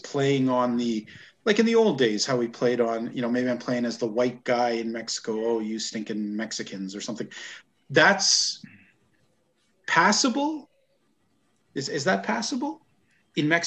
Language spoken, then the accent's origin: English; Grande Cache, Alberta, Canada; my hometown of Grand Cache